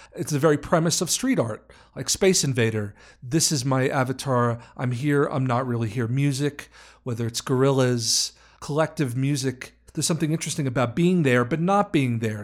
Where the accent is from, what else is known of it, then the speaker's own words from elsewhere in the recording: New York, United States; I'm from New York